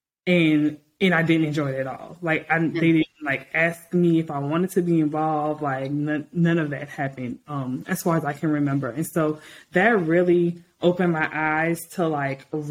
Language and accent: English; New Orleans, Louisiana, United States; I am originally from New Orleans, Louisiana. So I'm a Southern girl, Creole girl through and through.